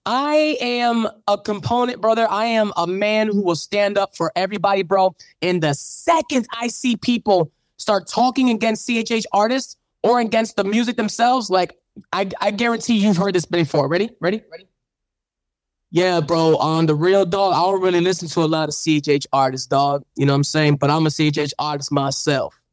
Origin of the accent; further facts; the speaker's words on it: Chicago, Illinois, United States; moved away; I'm from Chicago. When I go back, I go visit the church.